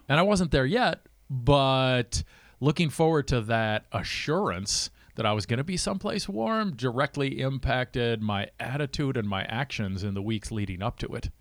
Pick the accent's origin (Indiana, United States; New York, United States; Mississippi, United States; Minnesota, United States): Minnesota, United States; St. Cloud; I grew up in St. Cloud